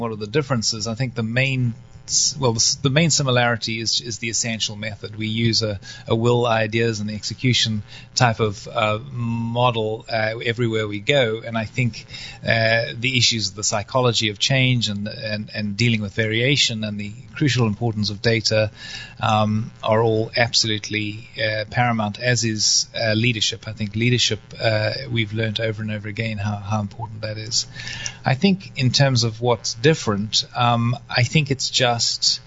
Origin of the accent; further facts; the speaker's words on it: South Africa; also born or lived in North Carolina, United States; now in United States; go back to my home country, which is South Africa